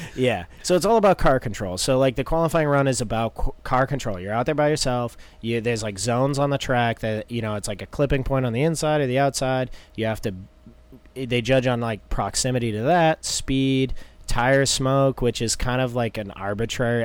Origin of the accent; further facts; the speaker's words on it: Tamworth, New Hampshire, United States; now in North Carolina, United States; we're from Tamworth, so it's like anywhere is a haul.